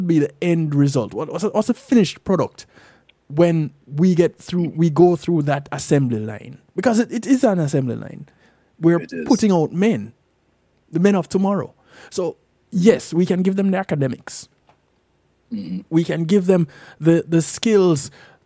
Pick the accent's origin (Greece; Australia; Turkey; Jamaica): Jamaica; growing up in Jamaica